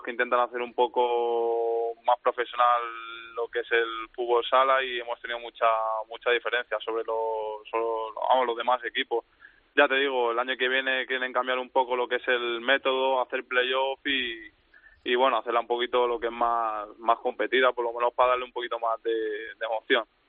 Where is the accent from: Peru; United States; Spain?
Spain; moved away as an adult; now in England; somos cuatro, cuatro españoles